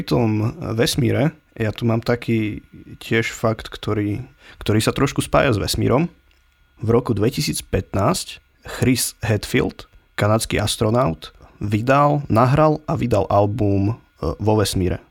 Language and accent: Slovak; Handlová, Trenčín Region, Slovakia; u nás v Handlovej e, má country takú tradíciu celkom